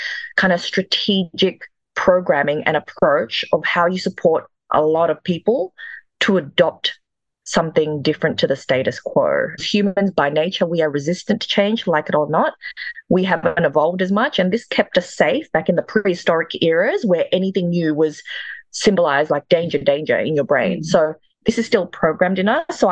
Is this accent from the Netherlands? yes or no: no; Perth, Western Australia, Australia; also born or lived in Jakarta, Indonesia; I'm Indonesian. I was born in Jakarta, the capital. I came to Australia in the single digits, and my family, I moved with my grandparents. They first settled in Perth